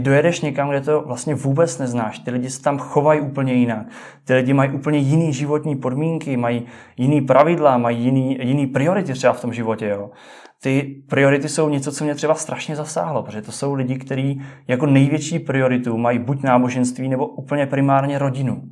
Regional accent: Czechia

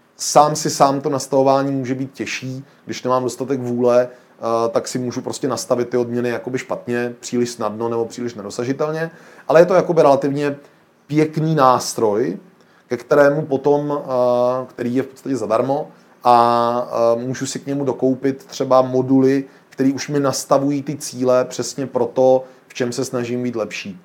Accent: Czechia; my jako Češi jsme obrovský hravý národ

